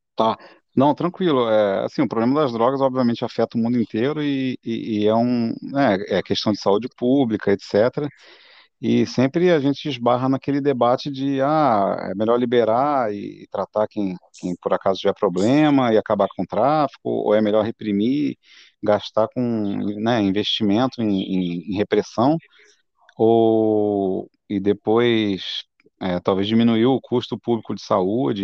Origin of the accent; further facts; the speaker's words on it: Campos dos Goytacazes, Rio de Janeiro, Brazil; moved away; eu sou de Campos, né? Muito orgulho, meus pais também, eu sou da terra